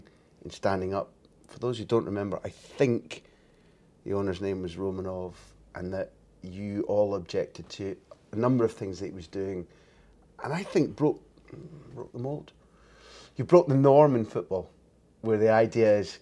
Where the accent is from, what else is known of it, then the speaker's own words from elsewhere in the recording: Scotland, United Kingdom; I saw it as a Scot